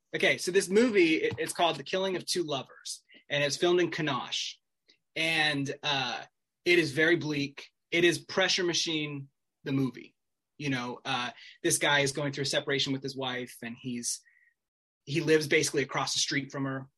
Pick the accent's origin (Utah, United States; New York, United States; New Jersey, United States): Utah, United States; Salt Lake City; I'm from Salt Lake, but I am from like a small neighborhood